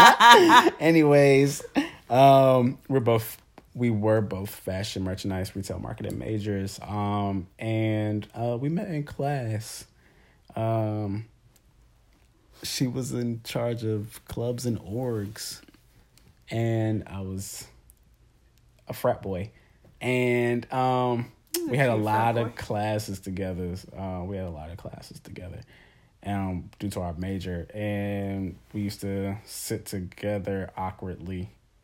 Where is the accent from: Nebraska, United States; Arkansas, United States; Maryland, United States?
Maryland, United States; I'm from Maryland, born and raised